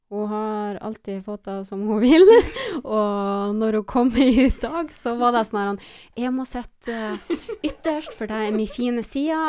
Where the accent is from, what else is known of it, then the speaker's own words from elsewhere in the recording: Mosjøen, Nordland, Norway; moved away; vi er oppvokst i Mosjøen